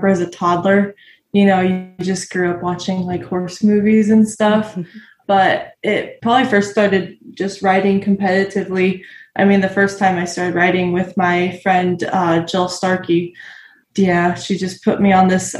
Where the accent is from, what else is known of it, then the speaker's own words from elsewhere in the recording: Arizona, United States; I'm from Arizona